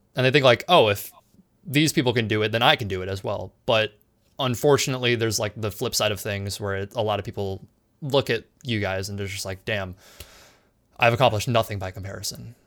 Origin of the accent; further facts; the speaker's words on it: San Diego, California, United States; I'm from San Diego as well.